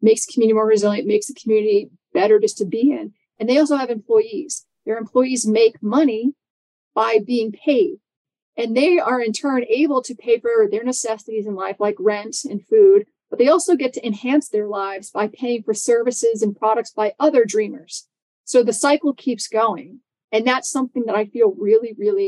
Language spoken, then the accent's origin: English; New York City, New York, United States; I'm from New York City